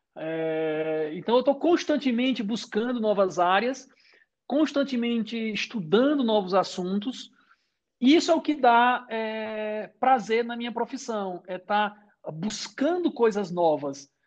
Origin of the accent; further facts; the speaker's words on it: Brazil; moved away as an adult; also born or lived in Boston, United States; sou brasileiro